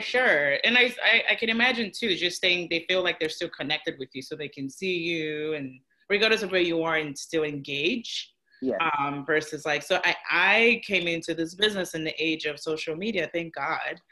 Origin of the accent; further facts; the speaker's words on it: Nigeria; I'm Nigerian